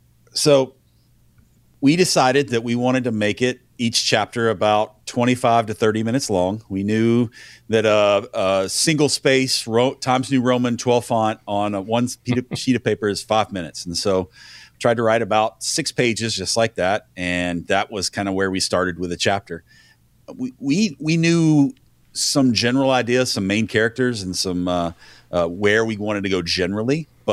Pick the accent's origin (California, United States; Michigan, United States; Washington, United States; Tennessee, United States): Tennessee, United States; Nashville; I'm from Nashville. I'm a Nashville boy through and through.